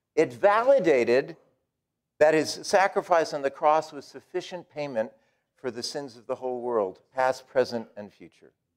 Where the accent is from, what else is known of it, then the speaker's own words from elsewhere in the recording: New England, United States; I am from New England